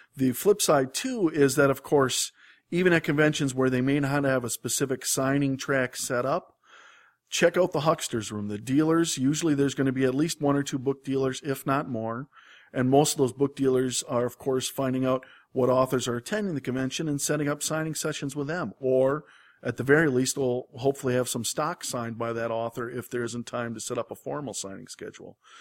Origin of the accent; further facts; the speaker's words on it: Wisconsin, United States; I grew up in Wisconsin